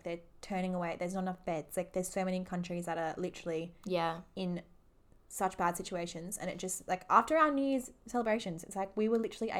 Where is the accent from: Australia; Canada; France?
Australia; Perth, Western Australia; we're from Perth